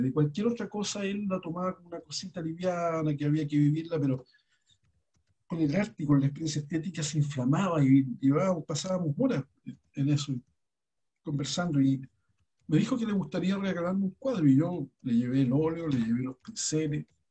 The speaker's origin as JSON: {"language": "Spanish", "country": "Chile", "said": "somos los chilenos"}